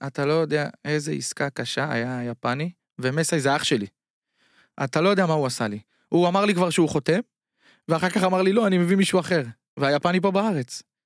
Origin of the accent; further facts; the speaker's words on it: Bat Yam, Tel Aviv District, Israel; moved away as an adult; now in China; וגם אני נולדתי בבת ים